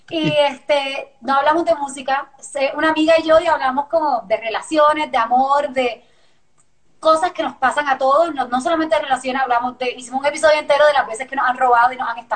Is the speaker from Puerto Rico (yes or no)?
yes; Puerto Rico; accent: Puerto Rican; No, pues mi familia me pelea de que ya, no tengo acento puertorriqueño.